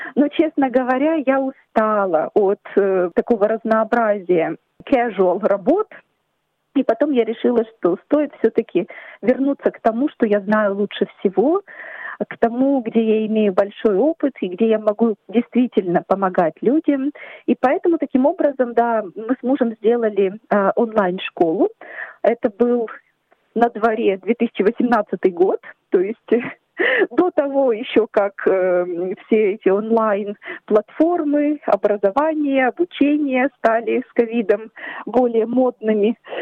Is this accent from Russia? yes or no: no; Ukraine; now in Australia; мы с мужем, семьей, мы родом из Украины